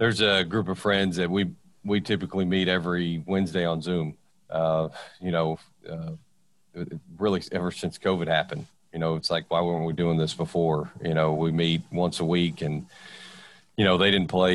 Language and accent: English; Victoria, Texas, United States; I'm from Victoria